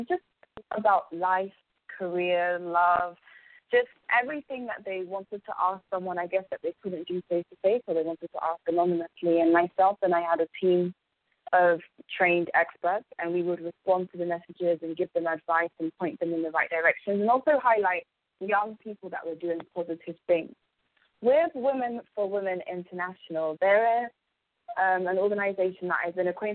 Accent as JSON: {"language": "English", "region": "London", "country": "United Kingdom", "tie": "born or raised there", "said": "I was born and raised in England"}